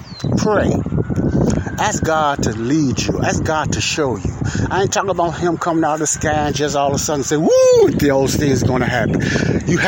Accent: United States; I'm an American. I'm born in America

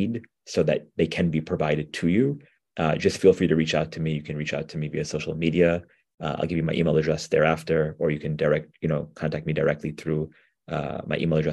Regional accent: New York, United States; I'm from New York, like folks may have figured out. And so we have, you know, really, really good food here

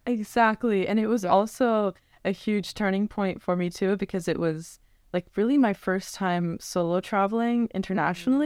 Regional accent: Northern Virginia, United States; I'm originally from the Northern Virginia area, like born and raised, raised there

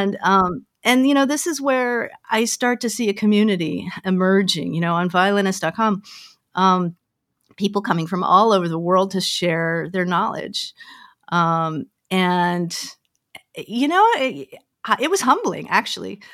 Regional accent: Denver, Colorado, United States; moved away as an adult; also born or lived in Omaha / Pasadena; I grew up in Denver, Colorado

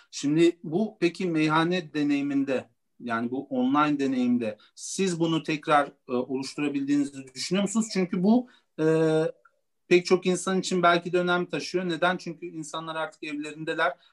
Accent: Turkey; biz de Gürcü asıllıyız. Gürcistan asıllıyız. Yani o, Türkiye'de doğma, doğdum

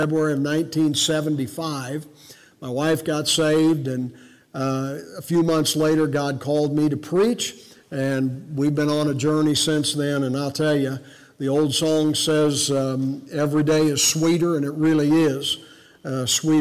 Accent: Cincinnati, Ohio, United States; I was born in Cincinnati, Ohio

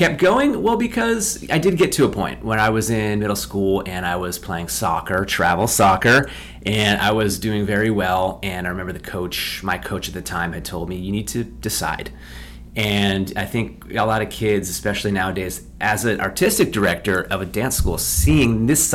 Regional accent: Westchester, New York, United States; I grew up in Westchester, New York

